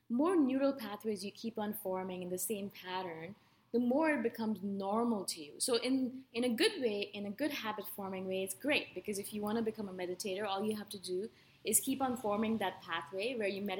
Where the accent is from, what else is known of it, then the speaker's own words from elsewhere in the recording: Canada; moved away; I'm a Canadian.